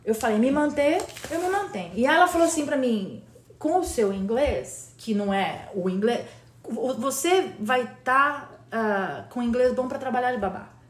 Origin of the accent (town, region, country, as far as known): Campinas, São Paulo, Brazil; born or raised there; moved away as an adult; also born or lived in Recife / Jaboatão dos Guararapes / Fortaleza; now in United States